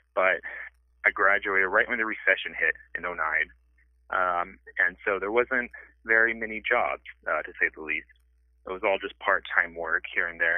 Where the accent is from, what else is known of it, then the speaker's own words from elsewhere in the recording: South Texas, United States; I was born and raised here in South Texas